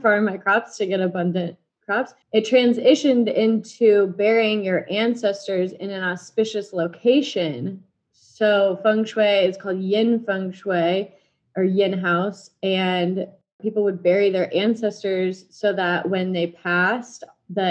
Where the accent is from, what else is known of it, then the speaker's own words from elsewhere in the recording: Blue Springs, Missouri, United States; moved away as an adult; also born or lived in Kansas; now in Dallas, United States; I am currently in Dallas, Texas from Blue Springs, Missouri, right outside Kansas City. So all the Chiefs fans, that's my hometown